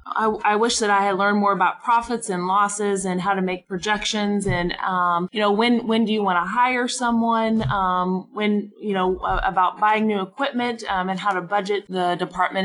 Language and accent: English; Arkansas, United States; now in Oklahoma, United States; I'm originally from Arkansas